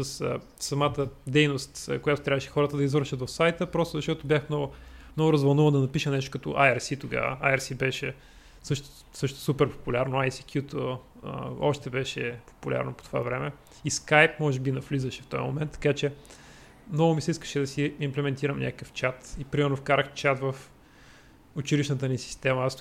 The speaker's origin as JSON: {"language": "Bulgarian", "town": "Troyan", "region": "Lovech Province", "country": "Bulgaria", "said": "Аз съм от Торян И по-късно учих... Влезах в паралелка по математика и информатика."}